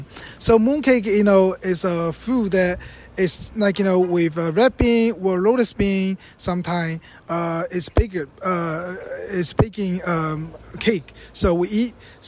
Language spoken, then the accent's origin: English; Fujian, China; moved away; Fujian is a province from where my hometown